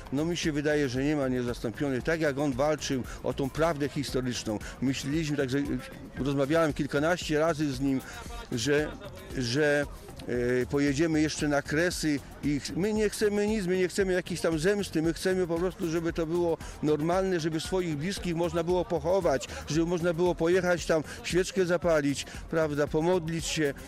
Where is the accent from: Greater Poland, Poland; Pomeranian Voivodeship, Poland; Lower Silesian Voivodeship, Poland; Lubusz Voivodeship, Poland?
Lubusz Voivodeship, Poland; Zielona Góra; tutaj u nas w Zielonej Górze